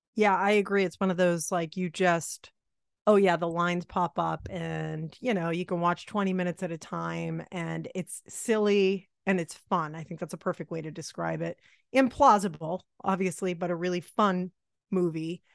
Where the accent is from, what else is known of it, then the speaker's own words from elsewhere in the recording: Massachusetts, United States; I grew up in Massachusetts